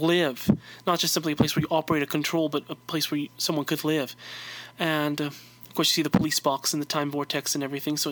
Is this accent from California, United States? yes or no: yes; California, United States; I'm from California